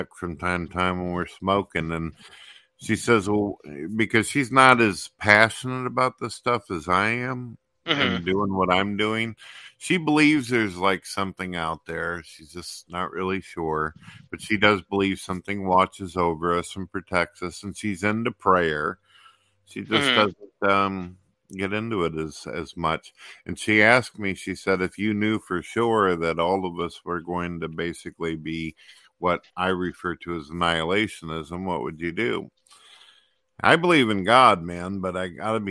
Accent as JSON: {"language": "English", "region": "Missouri", "country": "United States", "said": "I'm from Misery"}